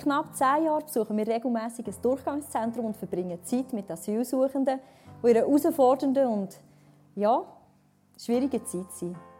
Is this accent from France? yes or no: no; Switzerland; bei uns in der Schweiz